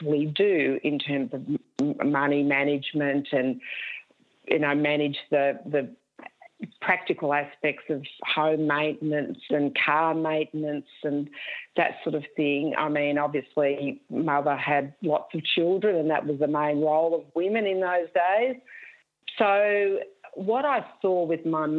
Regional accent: Wangaratta, Victoria, Australia; now in Richmond, Australia; I was born and raised in Wangaratta

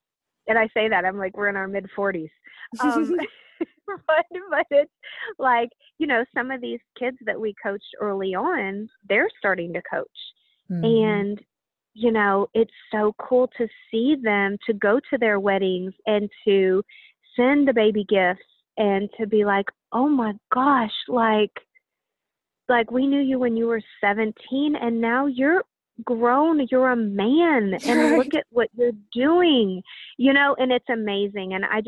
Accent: Indiana, United States; we both spent time growing up in Indiana.

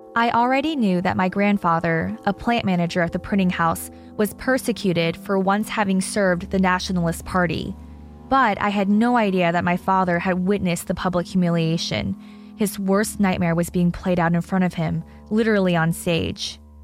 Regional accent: United States; being raised as an American

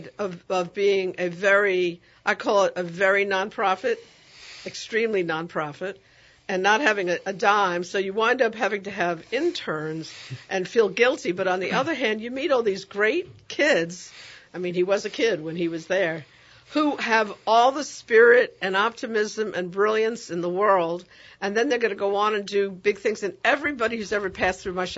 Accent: New York, United States; moved away; I'm from New York

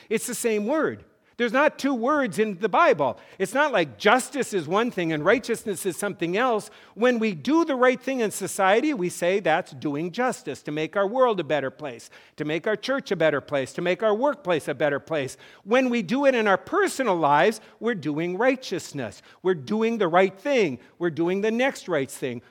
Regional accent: North Dakota, United States; I grew up in North Dakota

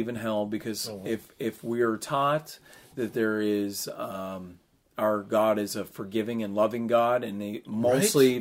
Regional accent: Canada; this is my country and I'm Canadian

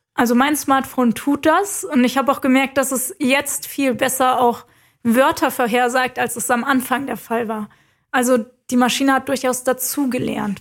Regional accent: Germany; bei uns in Deutschland

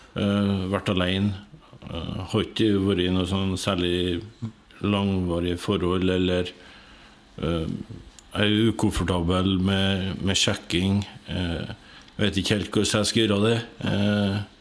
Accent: Hitra, Trøndelag, Norway; jeg vokste opp på Hitra.

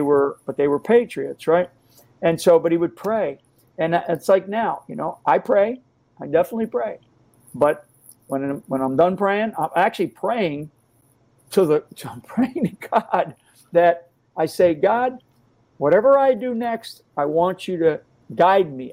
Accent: Rhode Island, United States; I'm a I'm an Irish Catholic kid from from uh, the state of Rhode Island

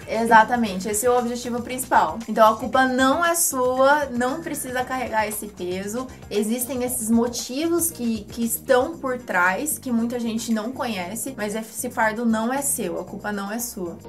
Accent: Brazil; sono brasiliana

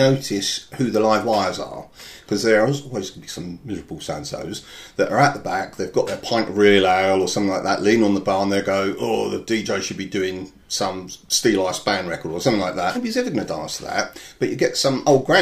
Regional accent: Enfield, London, United Kingdom; It's in my hometown.

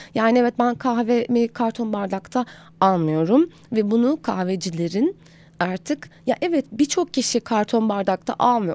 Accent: Aegean Region, Turkey; moved away as an adult; now in Istanbul, Turkey; doğduğumdan itibaren zaten e, sıradan bir Egeli olarak belli bir beslenme kültürüm var

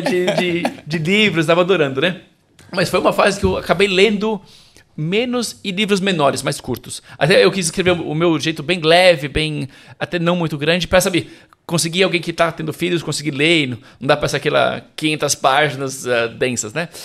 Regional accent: São Paulo, Brazil; moved away as an adult; now in Rome, Italy; nasci e cresci em São Paulo

